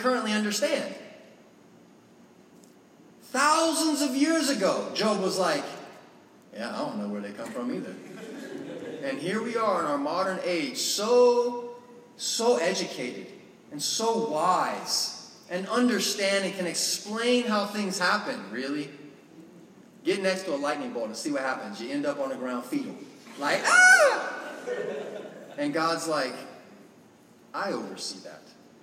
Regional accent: Florida, United States; moved away; I grew up in Florida

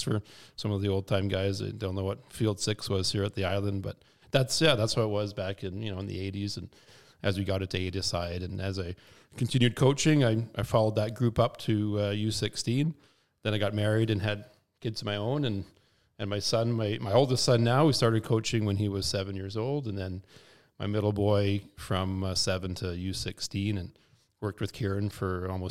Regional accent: Kamloops, British Columbia, Canada; Grew up, born and raised in Westside.

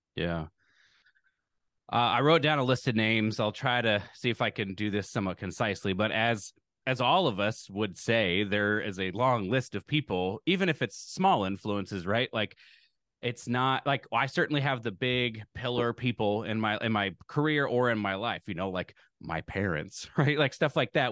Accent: Lincoln, Nebraska, United States; I grew up in Lincoln, Nebraska

